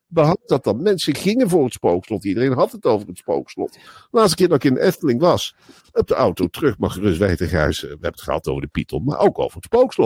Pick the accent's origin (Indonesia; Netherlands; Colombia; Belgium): Netherlands; Als Nederlander